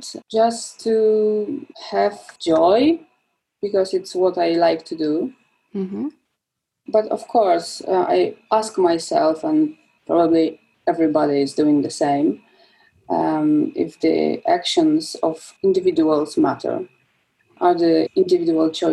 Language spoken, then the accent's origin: English; southern Poland, Poland; I'm from Poland. I was born in Poland and I spent my childhood in southern Poland, in a small town surrounded by woods.